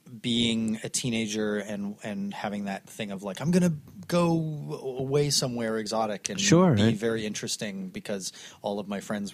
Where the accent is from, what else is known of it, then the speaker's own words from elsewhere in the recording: Canada; also born or lived in Glasgow, Scotland; I'm Canadian born